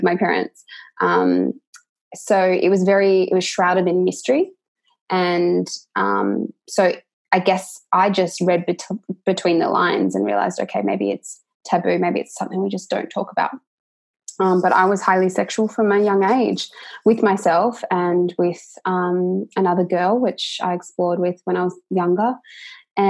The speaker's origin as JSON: {"language": "English", "country": "Australia", "said": "I'm from Australia"}